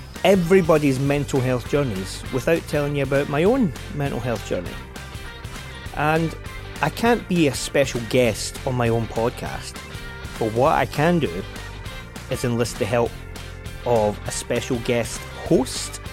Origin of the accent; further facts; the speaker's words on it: Glasgow, Scotland, United Kingdom; growing up in the East End of Glasgow